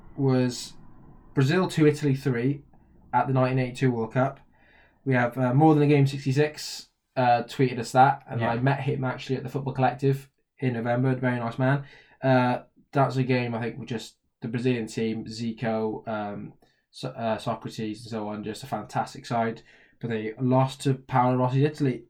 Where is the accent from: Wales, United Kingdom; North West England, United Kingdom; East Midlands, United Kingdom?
Wales, United Kingdom; we're from Wales